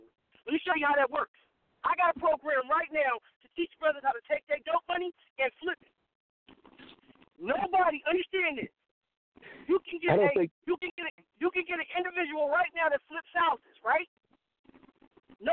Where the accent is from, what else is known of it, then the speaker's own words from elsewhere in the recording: the South, United States; I'm from the South. That's just how I talk.